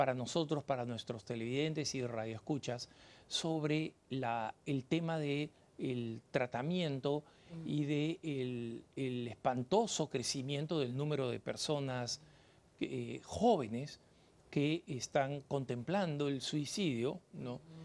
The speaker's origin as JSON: {"language": "Spanish", "country": "Peru", "also_born_or_lived": "Colorado, United States", "moved": "yes", "said": "el país de donde yo vengo, en el Perú"}